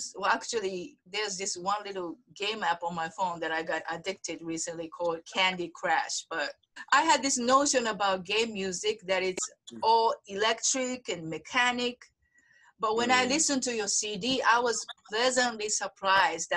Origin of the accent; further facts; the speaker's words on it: Osaka, Japan; I'm from Osaka. Osaka dialect is very close to Spanish